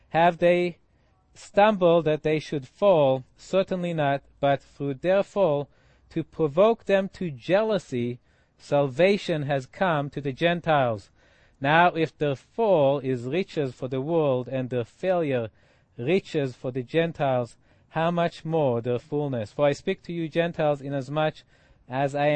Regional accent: Israel; Israeli, in that I grew up in Israel.

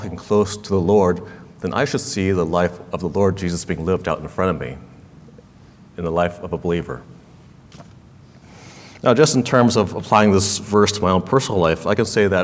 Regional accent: California, United States; I was born and raised in California, and so were my parents

